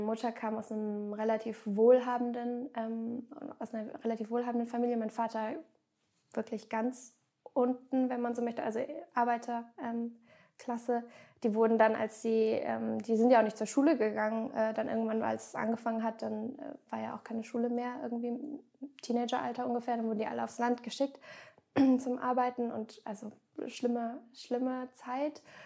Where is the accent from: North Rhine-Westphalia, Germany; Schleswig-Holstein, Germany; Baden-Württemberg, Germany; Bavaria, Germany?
Baden-Württemberg, Germany; Grenzach-Wyhlen; moved away; ich bin in einem der privilegiertesten, wahrscheinlich der privilegiertesten Gegenden Deutschlands aufgewachsen, in Süddeutschland, ganz an der Grenze zur Schweiz, also schon fast bei mhm. Basel